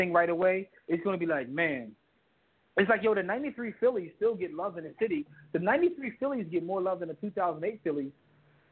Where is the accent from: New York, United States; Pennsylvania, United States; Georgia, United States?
Pennsylvania, United States; Philadelphia; I've been born and raised in Philadelphia, been here forever